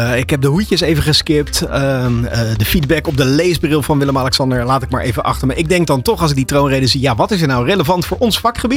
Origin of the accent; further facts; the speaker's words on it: Netherlands; voor ons als Nederlanders